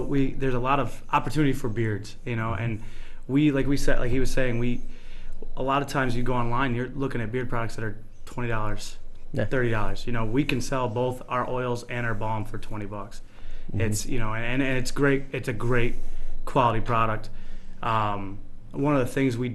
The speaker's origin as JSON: {"language": "English", "town": "Interlaken", "region": "New York", "country": "United States", "tie": "born or raised there", "said": "Originally from the Fingerlakes. I grew up in Interlaken, I've been in the Fingerlakes my whole life."}